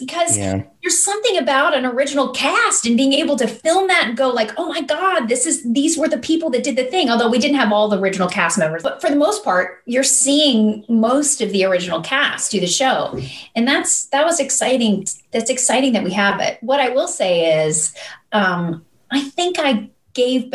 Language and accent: English; Kentucky, United States; I grew up in Kentucky